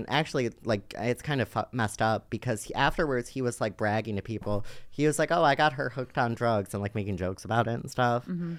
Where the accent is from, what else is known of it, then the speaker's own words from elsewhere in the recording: Cleveland, Ohio, United States; And no one accepted me in my hometown of Cleveland, Ohio.